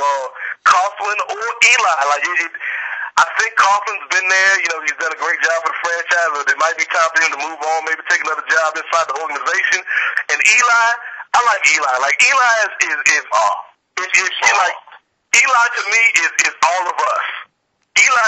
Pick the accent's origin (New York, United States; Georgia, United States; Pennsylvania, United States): Georgia, United States; Atlanta; as a Southerner, and especially as somebody from Atlanta